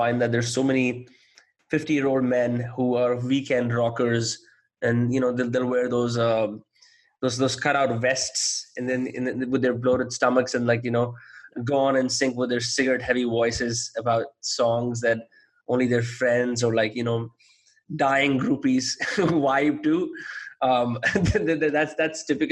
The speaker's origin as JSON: {"language": "English", "town": "Faridabad", "region": "Haryana", "country": "India", "tie": "born or raised there", "said": "since I grew up in Faridabad"}